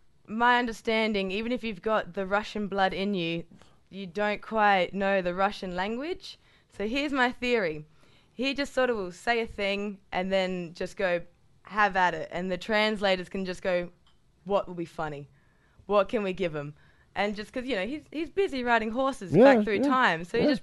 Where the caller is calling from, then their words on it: Australia; I'm … from Australia.